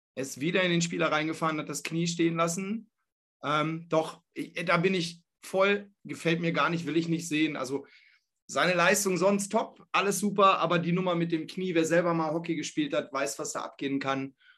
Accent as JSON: {"language": "German", "town": "Hanover", "region": "Lower Saxony", "country": "Germany", "said": "ich komme aus Hannover"}